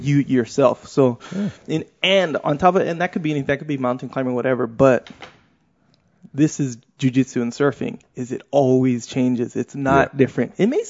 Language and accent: English; Kauai, Hawaii, United States; I come from Kauai